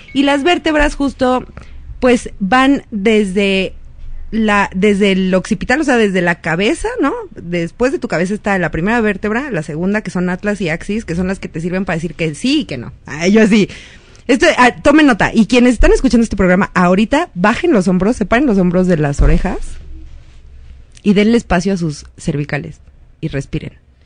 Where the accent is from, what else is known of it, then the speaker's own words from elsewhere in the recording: Mexico City, Mexico; crecí en GAM